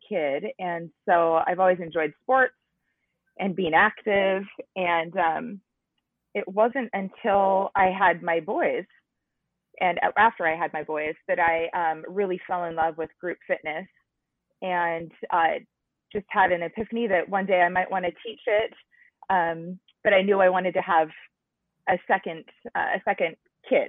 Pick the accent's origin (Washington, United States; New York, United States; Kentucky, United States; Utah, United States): Washington, United States; I am from Washington, and I'm about 45 minutes south of Seattle, but born and raised in Washington